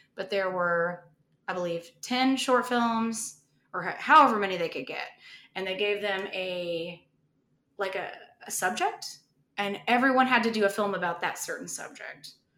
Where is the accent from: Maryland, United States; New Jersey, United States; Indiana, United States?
Indiana, United States; I grew up in Indiana